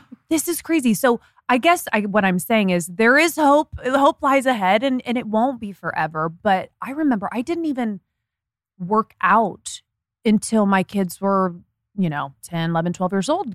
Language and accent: English; Indiana, United States; moved away; I'm from Indiana